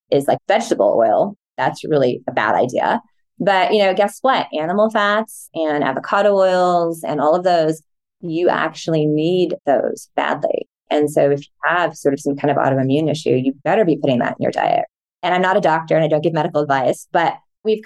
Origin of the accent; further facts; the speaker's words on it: Midwest, United States; I'm from the Midwest